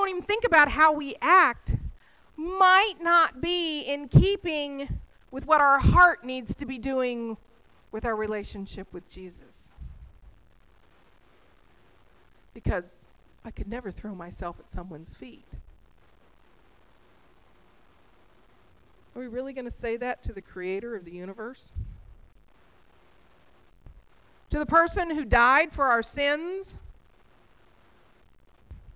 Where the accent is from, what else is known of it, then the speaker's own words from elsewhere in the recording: Texas, United States; I'm a Texan